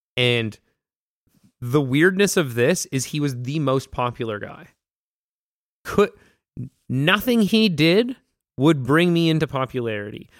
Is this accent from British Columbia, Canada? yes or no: yes; North Vancouver, British Columbia, Canada; so B C, growing up, like, I was born in North Van.